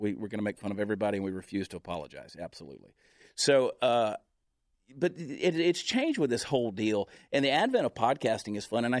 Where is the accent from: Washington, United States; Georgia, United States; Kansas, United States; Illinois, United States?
Georgia, United States; No, I'm from the Deep South, so I can make fun of it. I had to get away out of state of Georgia to get away from the family business of meth.